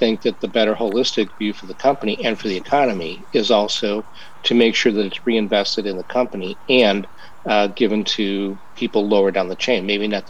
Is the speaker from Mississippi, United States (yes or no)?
no; Chicago, Illinois, United States; born or raised there